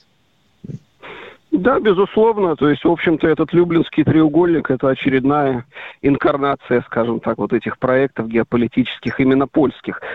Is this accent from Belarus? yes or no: yes; Belarus